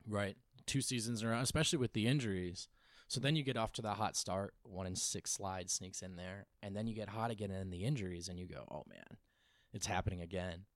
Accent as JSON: {"language": "English", "region": "New Jersey", "country": "United States", "tie": "born or raised there", "also_born_or_lived": "Los Angeles", "moved": "yes", "said": "I grew up in New Jersey, so the New York market, and I spent two years in L"}